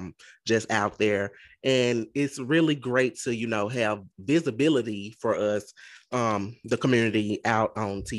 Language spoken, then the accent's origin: English; Mississippi, United States; I'm from Mississippi